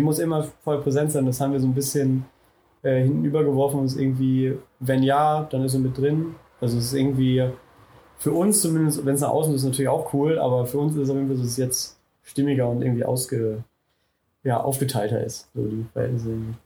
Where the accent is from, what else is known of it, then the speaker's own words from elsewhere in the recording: Schieder-Schwalenberg, North Rhine-Westphalia, Germany; auch aus Westfalen ist so Schieder heißt